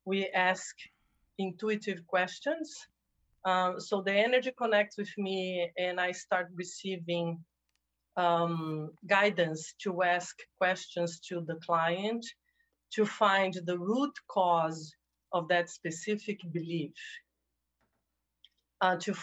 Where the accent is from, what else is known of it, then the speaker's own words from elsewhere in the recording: Brazil; moved away as an adult; also born or lived in New Jersey, United States; now in California, United States; I am originally from Brazil, by the way. So when I relocated from Brazil to the United States